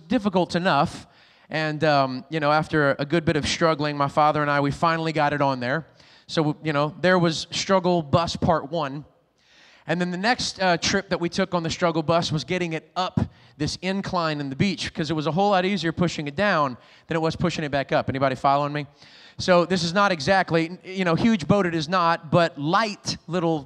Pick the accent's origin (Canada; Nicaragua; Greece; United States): United States; Lafayette, Louisiana; now in Rockport, Maine, United States; I'm originally from Louisiana, way down south, a little town called Lafayette